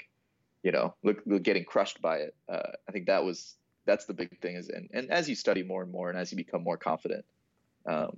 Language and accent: English; Mason, Ohio, United States; now in Dayton, United States; So, I'm from Mason, which is kind of Cincinnati area.